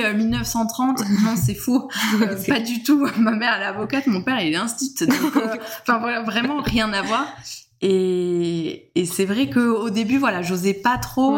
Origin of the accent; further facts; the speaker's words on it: Alpilles, Provence-Alpes-Côte d'Azur, France; moved away as an adult; now in Cucuron, France; je suis pas originaire du coup de Cucuron, je viens plutôt du côté des Alpilles